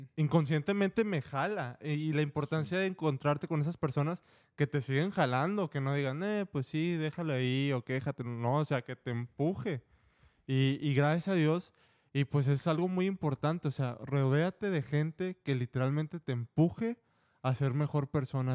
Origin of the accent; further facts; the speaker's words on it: Monterrey, Nuevo León, Mexico; moved away; cuando estaba allá en Monterrey